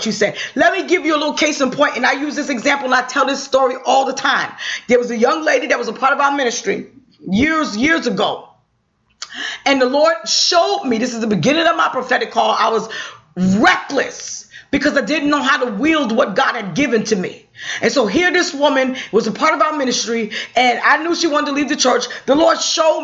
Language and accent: English; New York, United States; I'm a New Yorker.